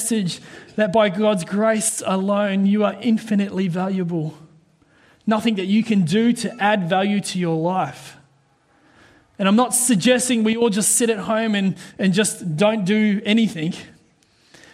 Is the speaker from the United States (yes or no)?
no; New Zealand; now in Australia; I'm a Kiwi, all right? Proud to be a Kiwi Aussie. I'm both.